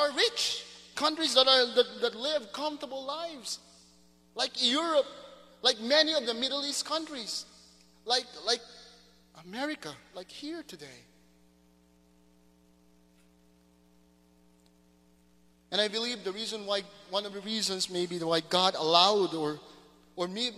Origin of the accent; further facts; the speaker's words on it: Mindanao, Philippines; moved away; Growing up in Mindanao